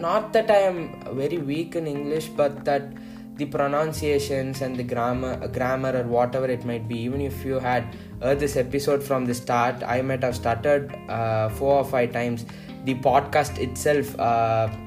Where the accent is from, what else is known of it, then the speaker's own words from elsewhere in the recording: Tamil Nadu, India; first language Tamil; English is a second language; I am basically from Tamil Nadu and I am most comfortable in Tamil